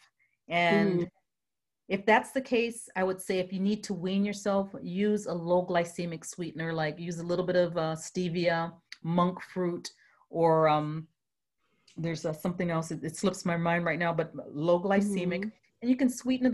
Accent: U.S. Virgin Islands; I'm from St. Croix, Virgin Islands.

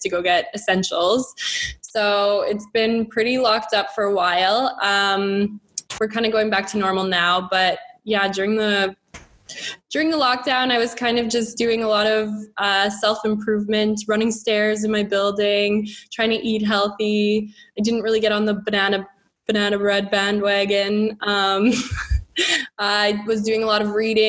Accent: Calgary, Alberta, Canada; moved away as an adult; also born or lived in Lethbridge, Canada; now in Dubai, United Arab Emirates; I've always grown up in Alberta. I've never left Alberta.

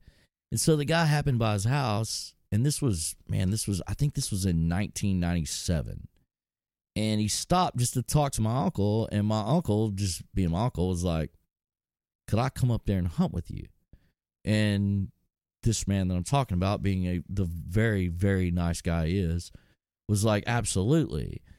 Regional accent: Texas, United States; I'm from Texas

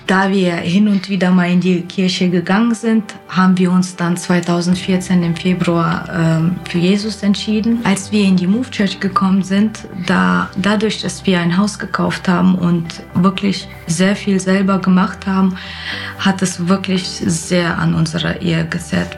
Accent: Kyrgyzstan; now in Germany; Ich komme aus Kirgisien ursprünglich.

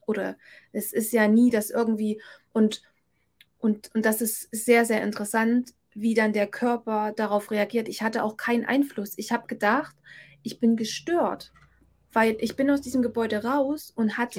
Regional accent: Thuringia, Germany; hier in Thüringen, obwohl es meine Heimat ist

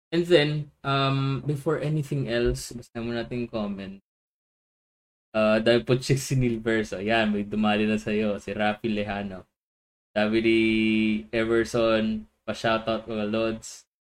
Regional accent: Philippines; the Filipino in me

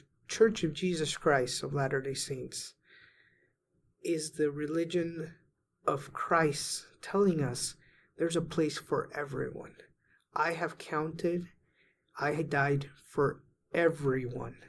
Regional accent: Venezuela; moved away; I was raised in Venezuela and all my family was Catholic

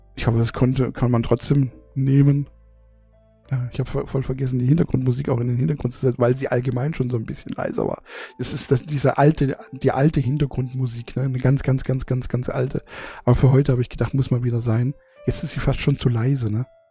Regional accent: Germany; also born or lived in southern Germany; bei uns in Deutschland

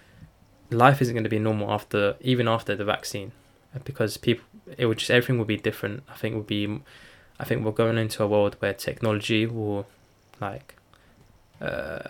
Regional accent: Turkey; I'm from Turkey

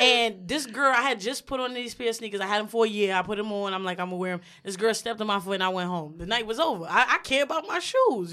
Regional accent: New York City, New York, United States; I'm from Brooklyn.

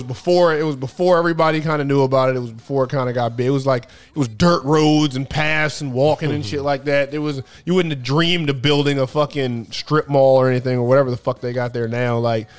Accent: Columbia, Maryland, United States; also born or lived in Capitol Heights, Maryland / Upper Marlboro, Maryland / Laurel, Maryland; Capitol Heights, Upper Marlboro, then like Laurel around like 11, like around that age, and then Columbia after that. That's where I went to high school. Went to middle school there too, so basically Columbia.

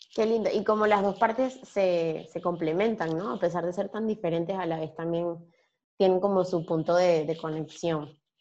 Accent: Venezuela; now in Buenos Aires, Argentina; yo soy venezolana, pero estoy en Buenos Aires hace tiempo

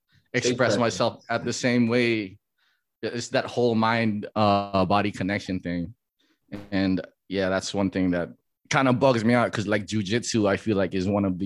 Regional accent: Makakilo, Hawaii, United States; also born or lived in San Diego, California; I was born in Hawaii, but I think I moved to San Diego before I was like a year old. And then I grew up there until like my elementary years.

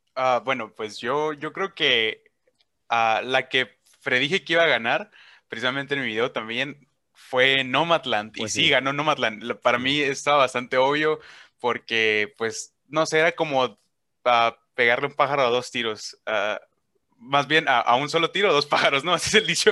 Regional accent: Hermosillo, Sonora, Mexico; accent: northern; es de mi ciudad, es de Hermosillo, Sonora, de aquí el norte, ¿no? Se notan que tengo un acento

